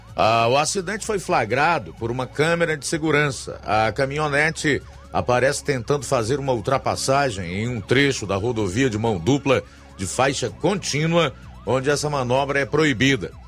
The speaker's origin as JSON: {"language": "Portuguese", "region": "Ceará", "country": "Brazil", "said": "nós, como cearenses"}